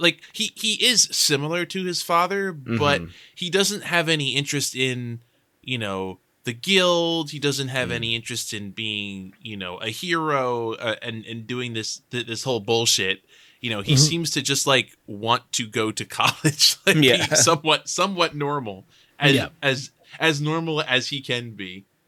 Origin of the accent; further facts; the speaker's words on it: Chicago, Illinois, United States; born there; I was born in Chicago.